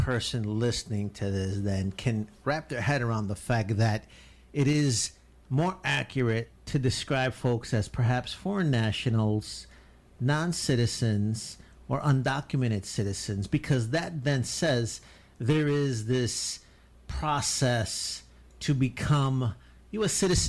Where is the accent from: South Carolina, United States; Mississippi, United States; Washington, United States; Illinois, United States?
Illinois, United States; Chicago; I was born in Chicago, fool.